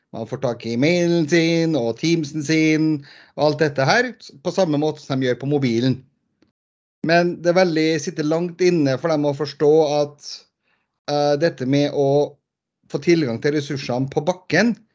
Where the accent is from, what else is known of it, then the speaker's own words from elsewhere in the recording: Trondheim, Trøndelag, Norway; also born or lived in Bergen; now in Lørenskog, Norway; Født og oppvokst i Trondheim by, men uh, for, bor for tiden på Lørenskog rett utenfor Oslo